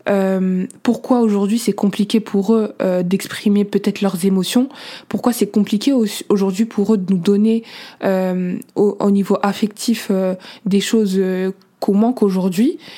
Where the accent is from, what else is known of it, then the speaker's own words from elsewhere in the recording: Senegal; Moi je suis à l'aise avec ma culture, je suis sénégalaise, mauritanienne, soniquée, je l'assume.